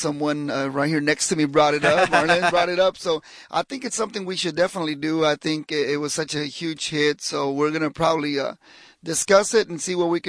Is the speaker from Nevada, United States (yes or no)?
no; Houston, Texas, United States; born or raised there; also born or lived in Guadalajara, Mexico